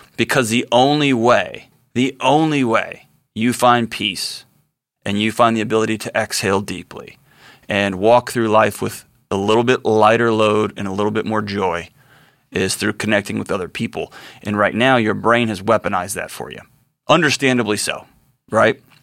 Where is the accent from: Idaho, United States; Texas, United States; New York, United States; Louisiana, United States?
Texas, United States; I'm a Texan. I grew up around guns